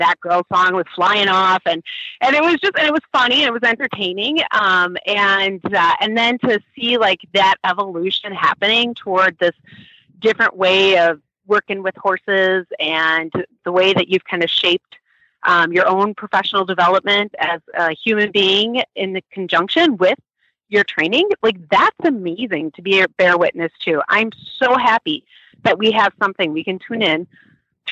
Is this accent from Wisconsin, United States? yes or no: no; Minnesota, United States; I'm from Minnesota.